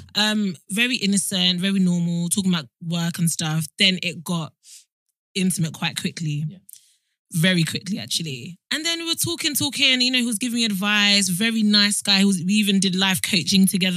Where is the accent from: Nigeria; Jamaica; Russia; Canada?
Nigeria; I'm Nigerian